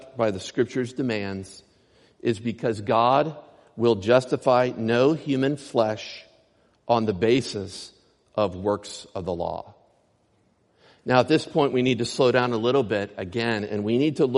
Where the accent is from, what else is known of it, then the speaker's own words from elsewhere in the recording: Clymer, Pennsylvania, United States; moved away; my hometown, Clymer, Pennsylvania.